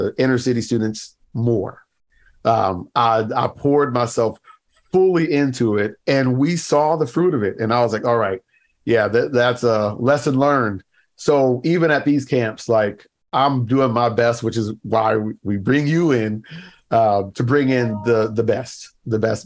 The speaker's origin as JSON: {"language": "English", "country": "United States", "tie": "born or raised there", "also_born_or_lived": "Baltimore, Maryland", "moved": "as an adult", "lives_now": "Canada", "said": "I live in Canada now, but for a while, I mean, I grew up in the States"}